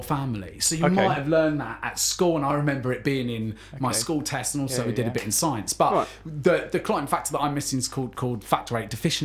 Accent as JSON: {"language": "English", "area": "Essex", "region": "East of England", "country": "United Kingdom", "said": "I'm also from Essex"}